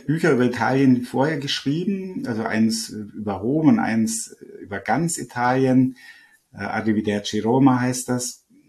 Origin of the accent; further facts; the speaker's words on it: Upper Bavaria, Germany; also born or lived in Rome; bei uns in Oberbayern